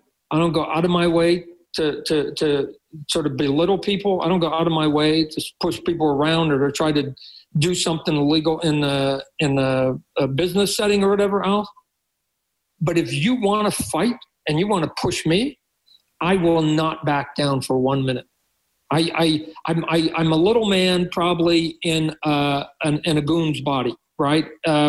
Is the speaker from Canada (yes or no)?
yes; Canada; I think I am that Canadian to a point, right?